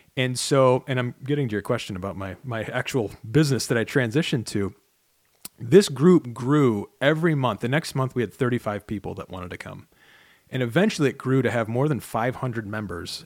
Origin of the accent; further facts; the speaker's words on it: Chicago, Illinois, United States; now in Michigan, United States; I grew up in Chicago, which is basically straight across the lake